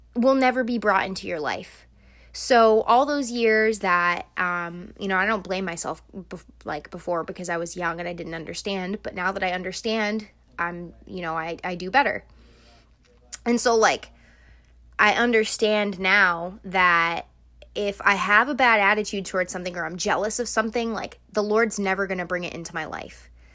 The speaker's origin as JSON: {"language": "English", "country": "United States", "tie": "born or raised there", "said": "I was born in America and I have a different life than them"}